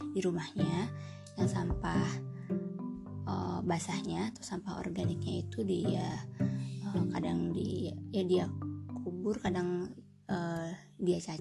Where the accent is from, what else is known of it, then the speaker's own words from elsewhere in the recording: Bogor, West Java, Indonesia; Kita orang mana sih? Orang Bogor ya.